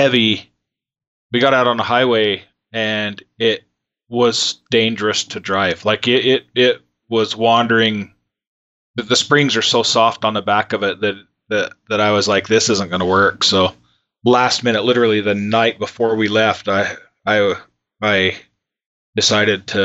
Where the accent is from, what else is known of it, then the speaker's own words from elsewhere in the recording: Utah, United States; Most of us were from Utah